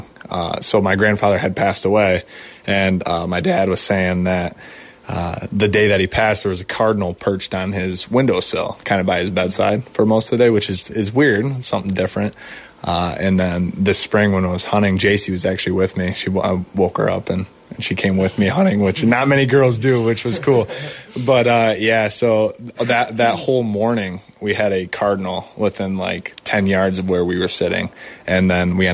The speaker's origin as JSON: {"language": "English", "town": "Bellevue", "region": "Ohio", "country": "United States", "tie": "born or raised there", "said": "I'm from Bellevue, Ohio"}